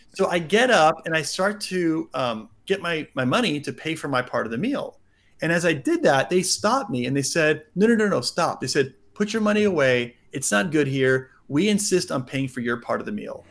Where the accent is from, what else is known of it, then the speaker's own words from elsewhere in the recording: United States; I grew up mostly in the States.